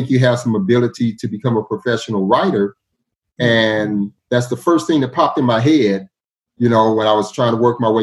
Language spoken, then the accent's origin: English; Los Angeles, California, United States; moved away as an adult; now in Houston, United States; growing up in South Central